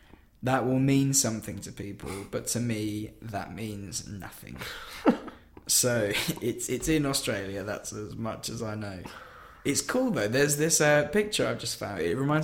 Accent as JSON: {"language": "English", "region": "England", "country": "United Kingdom", "said": "We're from England."}